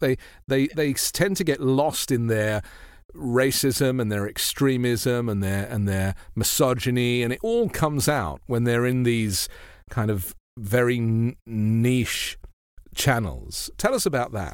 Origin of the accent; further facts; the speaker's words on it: United Kingdom; moved away as an adult; now in United States; I'm a British journalist. I've been in the US for seven years